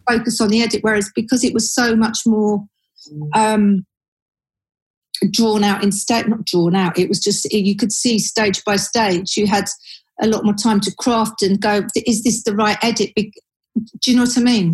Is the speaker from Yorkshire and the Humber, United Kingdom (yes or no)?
no; Surrey, South East England, United Kingdom; moved away as an adult; now in London, United Kingdom; I was born and bred in Surrey